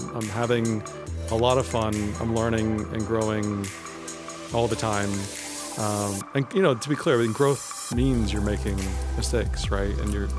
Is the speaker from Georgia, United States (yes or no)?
yes; Atlanta, Georgia, United States; also born or lived in Tokyo, Japan / Germany; So I moved around a lot, actually. So I was born in Atlanta. I lived in Tokyo for 3 years. I lived in Germany for 3 years. And then, interestingly, always back to the same house in Atlanta.